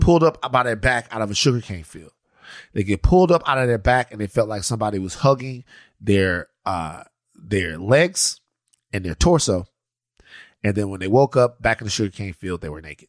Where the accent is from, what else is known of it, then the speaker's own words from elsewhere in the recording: Maryland, Louisiana, United States; we're from Maryland, Louisiana. We're from out there